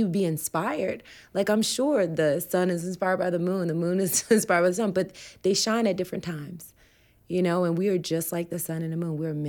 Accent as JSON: {"language": "English", "region": "the South", "country": "United States", "said": "and I'm from the South, and no one in my family is plant-based"}